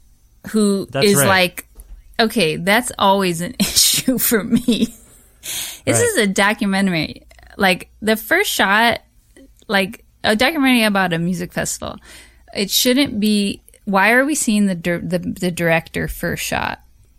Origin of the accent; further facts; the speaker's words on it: United States; I know I definitely was growing up in America, totally brainwashed by all that shit.